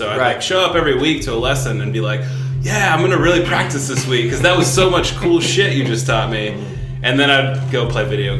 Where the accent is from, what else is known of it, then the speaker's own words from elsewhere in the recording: Louisville, Kentucky, United States; I've been here my whole life.